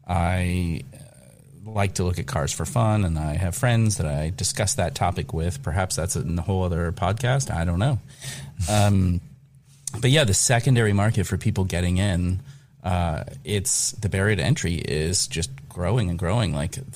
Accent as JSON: {"language": "English", "region": "Kentucky", "country": "United States", "said": "I am both German from the Cincinnati area of northern Kentucky."}